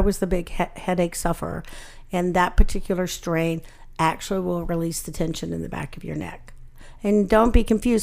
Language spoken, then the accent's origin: English; Alabama, United States; I grew up in Alabama